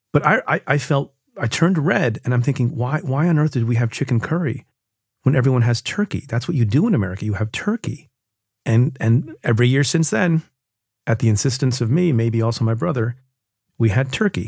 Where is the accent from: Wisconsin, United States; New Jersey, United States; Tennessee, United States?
New Jersey, United States; But, and we grew up, you know, I grew up in Jersey.